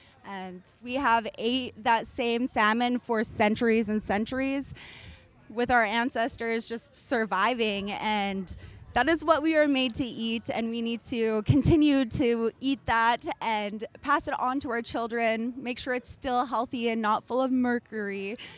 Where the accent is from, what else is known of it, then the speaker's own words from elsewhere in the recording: Bethel, Alaska, United States; I'm from Mamtachaisluk, also known as Bethel, Alaska.